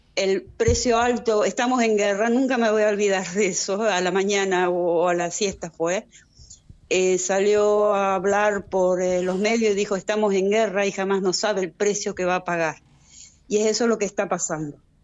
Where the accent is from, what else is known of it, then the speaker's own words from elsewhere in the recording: Argentina; now in Israel; mi país de origen